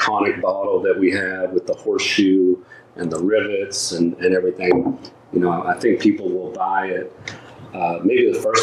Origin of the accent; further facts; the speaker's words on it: Bardstown, Kentucky, United States; moved away; also born or lived in Louisville, Kentucky / Florida; being from Kentucky, I was born in Bardstown